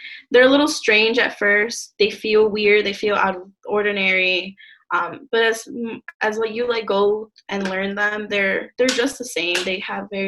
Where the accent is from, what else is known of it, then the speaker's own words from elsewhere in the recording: Detroit, Michigan, United States; I grew up in Southwest Detroit